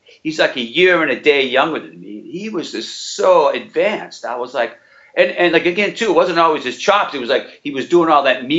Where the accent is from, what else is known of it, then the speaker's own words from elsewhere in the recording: New Bedford, Massachusetts, United States; also born or lived in Acushnet, Massachusetts; now in Vermont, United States; I'm from this little town of Cushnet, but I mean, New Bedford was like, and I grew up in New Bedford and was born in New Bedford